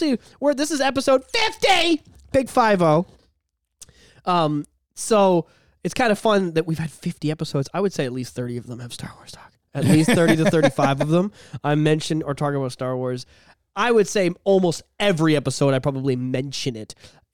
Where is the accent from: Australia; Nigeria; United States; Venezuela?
United States; Boston, Massachusetts; Okay, I'm just from Boston